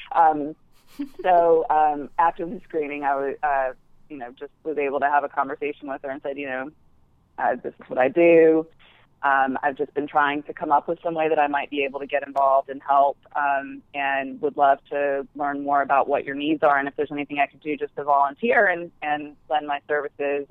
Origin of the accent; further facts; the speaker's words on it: Alabama, United States; moved away as an adult; now in New York, United States; I grew up in Alabama, yeah. um, but now live in New York